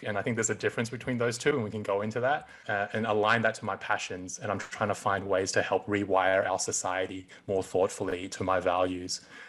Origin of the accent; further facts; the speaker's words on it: Sydney, New South Wales, Australia; moved away as an adult; also born or lived in Hong Kong; now in San Francisco, United States; I was born in Hong Kong. I grew up in Sydney. 2 years ago, I moved to San Francisco